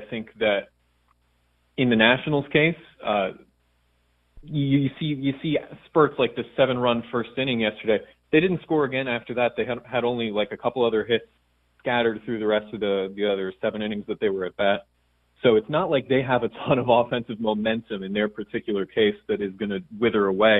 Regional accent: Somerville, New Jersey, United States; now in Washington, D.C., United States; Yeah, I'm from New Jersey originally.

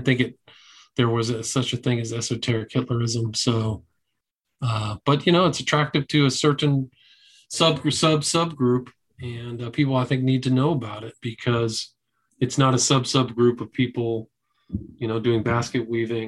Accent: Palo Alto, California, United States; I grew up in Palo Alto, so I knew that area

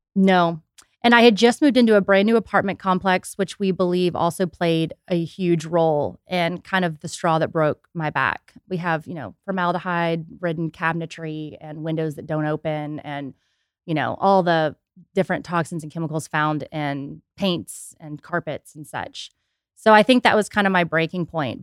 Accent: Houston, Texas, United States; now in Austin, United States; I was born and raised in Houston

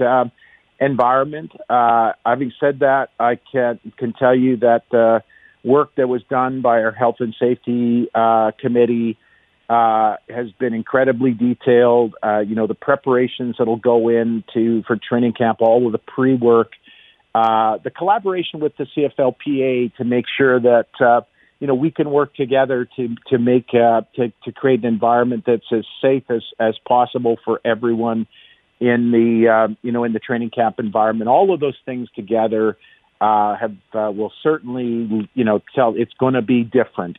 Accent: Canada; being Canadian

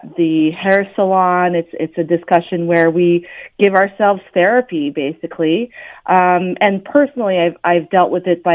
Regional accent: Ottawa, Ontario, Canada; I was born and raised in Ottawa

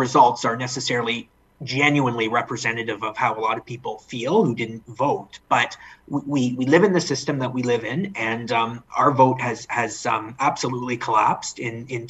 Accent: London, Ontario, Canada; moved away as an adult; now in Toronto, Canada; I'm born and raised in London, Ontario

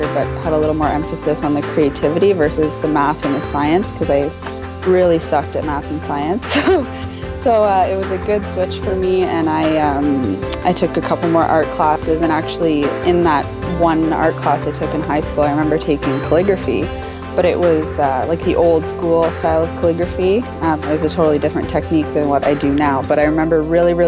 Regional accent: Canada; I'm Canadian

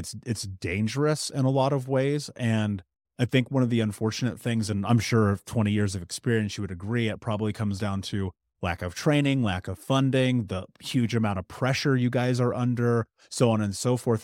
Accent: United States; growing up in America being biracial.

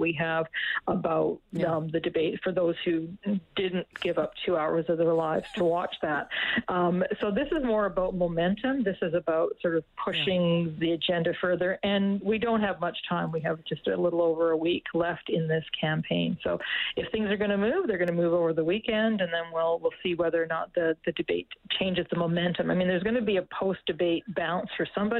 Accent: Alberta, Canada; moved away; I'm from originally from Alberta

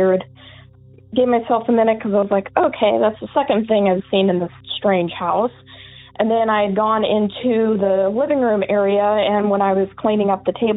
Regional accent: Eugene, Oregon, United States; I am from Eugene, Oregon

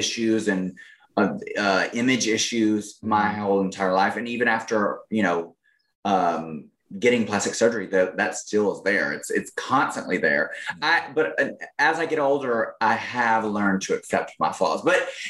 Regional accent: Alabama, United States; I'm straight from Alabama and I sound like it too

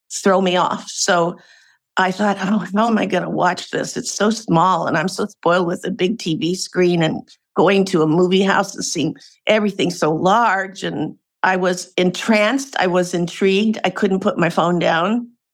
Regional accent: Portland, Oregon, United States; moved away as an adult; now in California, United States; I'm a West Coast gal. I was born and raised in Portland, Oregon, and then came down to California to go to college and have been here since

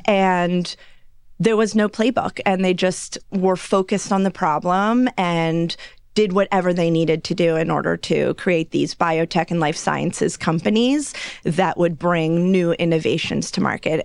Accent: Los Angeles, California, United States; I grew up in Los Angeles

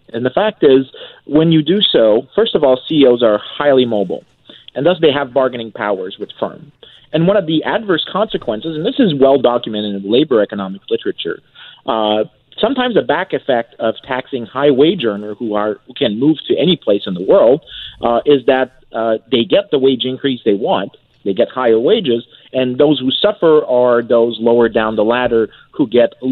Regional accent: Quebec, Canada; I'm from Quebec

